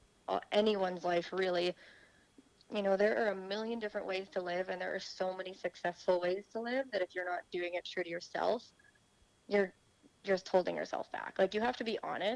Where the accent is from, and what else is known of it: Saskatchewan, Canada; moved away as an adult; also born or lived in Orlando, Florida / Tulsa